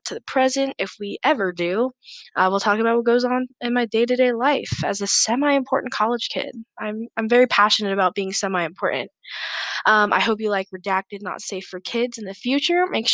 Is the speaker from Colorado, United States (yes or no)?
yes; Denver, Colorado, United States; my life and growing up in Denver